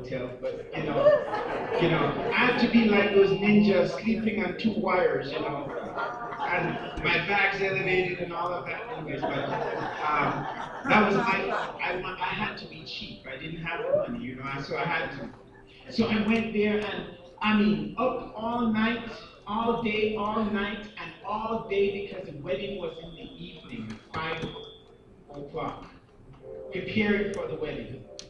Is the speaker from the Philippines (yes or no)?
no; Canada; Now, as a Canadian, I could come and visit and so forth